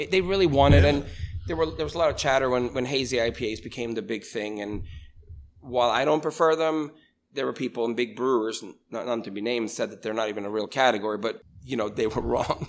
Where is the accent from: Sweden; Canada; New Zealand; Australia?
Sweden; moved away as an adult; now in Altoona, United States; I was born and raised in Sweden